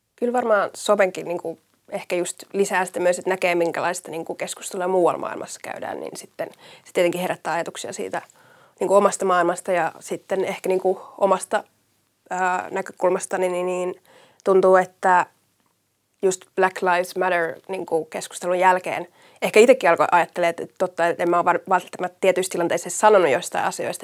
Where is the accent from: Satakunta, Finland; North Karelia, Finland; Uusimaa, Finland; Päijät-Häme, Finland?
Uusimaa, Finland; Järvenpää; mä oon niitä Järvenpäästä kotoisin